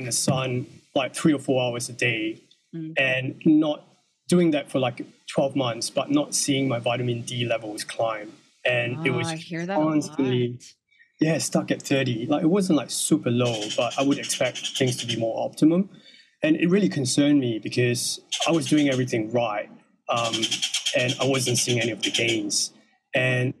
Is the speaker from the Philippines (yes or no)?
no; Singapore; moved away as an adult; now in Mexico; So I'm originally from Singapore. And in 2021, my wife and I just packed our bags, quit our job and left Singapore for Mexico.